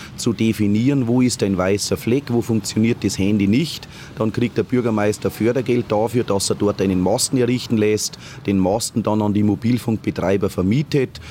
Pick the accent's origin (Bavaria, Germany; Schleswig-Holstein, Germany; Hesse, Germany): Bavaria, Germany; Lower; ich als Niederbayer